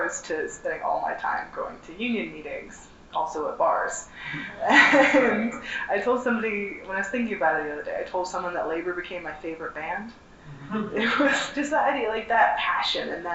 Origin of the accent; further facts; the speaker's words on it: New Jersey, United States; I am from New Jersey